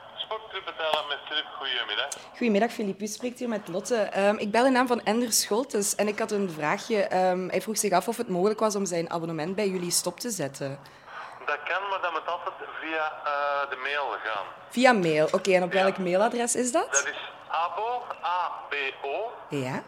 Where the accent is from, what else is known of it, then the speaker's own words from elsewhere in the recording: Limburg, Belgium; accent: Limburgish; mijn accent